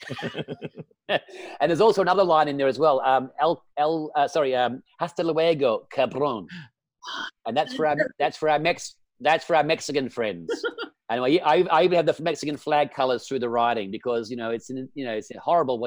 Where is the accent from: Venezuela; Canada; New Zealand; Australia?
Australia; Perth, Western Australia; moved away; in Perth before, where we grew up in Western Australia.